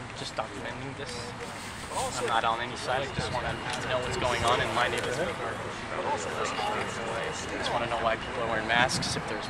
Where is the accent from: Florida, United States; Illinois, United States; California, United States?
California, United States; Orange County; I'm originally from Orange County, California.